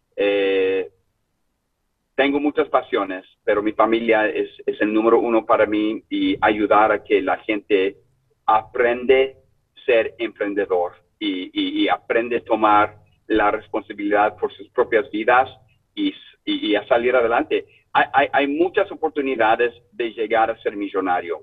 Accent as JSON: {"language": "Spanish", "town": "Sacramento", "region": "California", "country": "United States", "also_born_or_lived": "Chile", "second_language": "Spanish", "said": "soy original de Sacramento"}